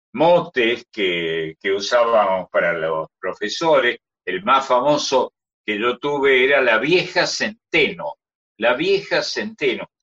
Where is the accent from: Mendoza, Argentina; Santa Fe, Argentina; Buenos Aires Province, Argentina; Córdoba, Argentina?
Córdoba, Argentina; un acento, una manera de hablar en cordobés que los cordobeses en general procuramos evitar